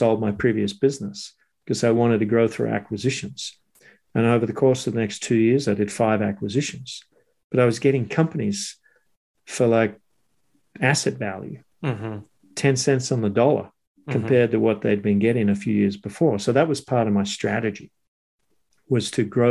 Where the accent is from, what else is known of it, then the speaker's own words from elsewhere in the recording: Sydney, New South Wales, Australia; moved away as an adult; also born or lived in Squamish, Canada; now in Canada; my life growing up in Sydney, going to school, surfing before and after school